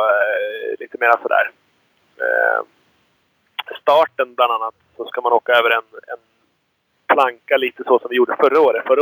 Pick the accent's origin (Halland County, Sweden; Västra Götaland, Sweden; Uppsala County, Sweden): Uppsala County, Sweden; near Björklinge / Uppsala; Du och jag är ju födda ganska nära eh, Björklinge, eller Uppsala